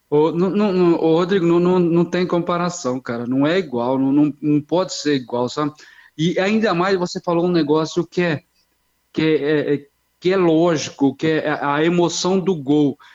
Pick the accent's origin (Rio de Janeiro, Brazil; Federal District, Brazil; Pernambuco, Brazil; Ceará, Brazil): Ceará, Brazil; also born or lived in Osasco / Londrina; now in Araçariguama, Brazil; Sou, sou cearense, sou cearense